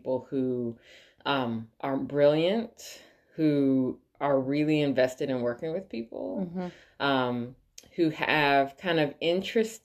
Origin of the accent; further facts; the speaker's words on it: New York, United States; born and raised in New York, was in the arts forever